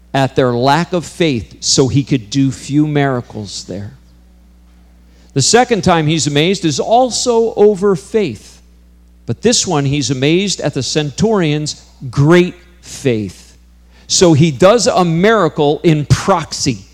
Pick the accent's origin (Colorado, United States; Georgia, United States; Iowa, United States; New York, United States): New York, United States; I grew up in New York, just an hour from here